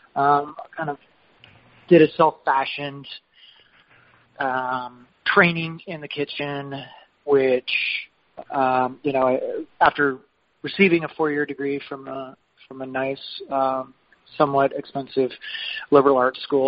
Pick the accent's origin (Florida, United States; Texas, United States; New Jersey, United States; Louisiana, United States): Texas, United States; Lubbock; moved away as an adult; also born or lived in Santa Fe, New Mexico; I was born and raised in Lubbock, Texas.